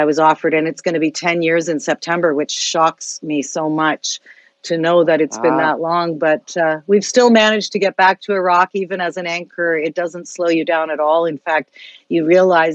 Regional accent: Canada; not just as a journalist, but as a Canadian

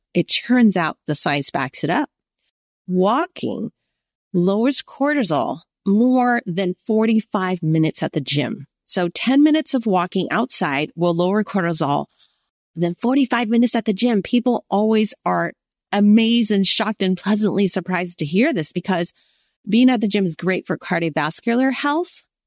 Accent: United States; I'm Chinese American.

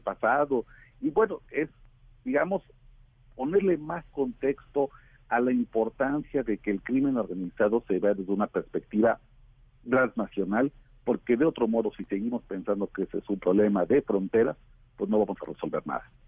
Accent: Mexico; somos los mexicanos

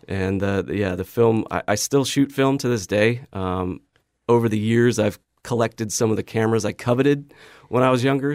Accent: Boise, Idaho, United States; growing up in Idaho was amazing

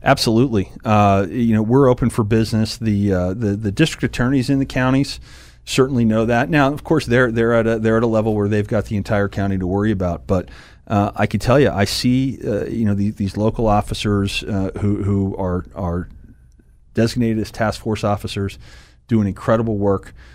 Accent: Harrisburg, Pennsylvania, United States; also born or lived in West Chester, Pennsylvania / Pottsville, Pennsylvania; I've lived here my, my, my, my, well, since I was three. I was born in Westchester outside of Philadelphia, but, uh, came to Pottsville after that and then been in the, in the Harrisburg area since then

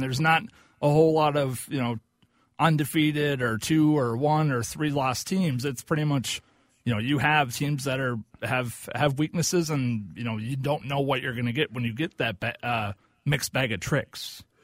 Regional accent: Oklahoma, United States; I'm from Oklahoma

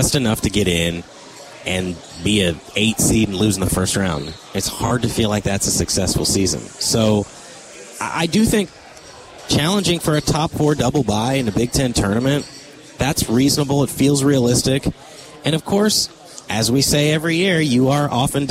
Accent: Kansas, United States; now in Wisconsin, United States; I grew up in Kansas

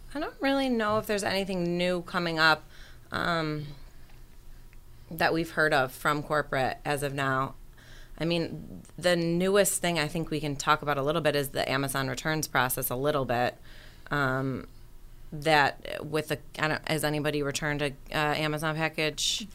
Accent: Rochester, New York, United States; moved away as an adult; now in Buffalo, United States; I'm from Rochester originally

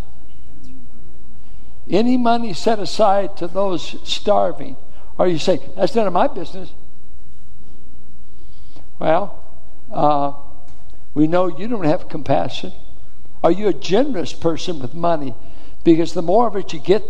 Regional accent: Richmond, California, United States; I grew up in Richmond schools in the Iron Triangle

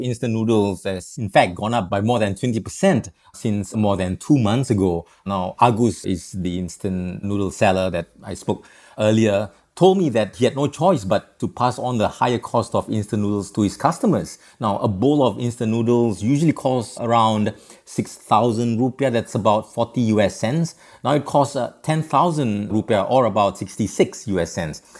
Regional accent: Singapore; now in Jakarta, Indonesia; when I was a young boy, growing up in Singapore

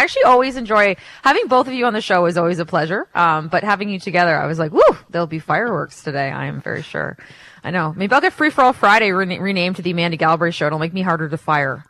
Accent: Canada

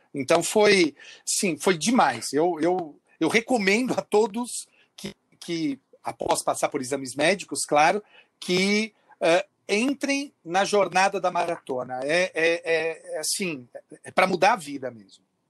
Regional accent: Bebedouro, São Paulo, Brazil; eu sou do interior de São Paulo, em Bebedouro

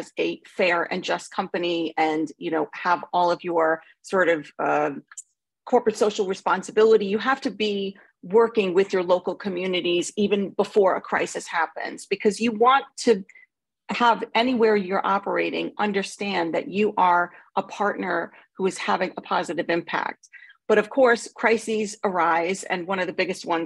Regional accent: Long Island, New York, United States; accent: New York; moved away as an adult; now in United Kingdom; I'm originally from a suburb of New York City. I was born on Long Island

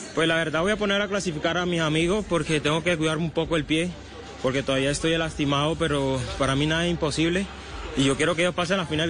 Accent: Maicao, La Guajira, Colombia; also born or lived in Barranquilla; Representa mi departamento, Vamos mucho a Barranquilla, aunque nací en, en Maicao.

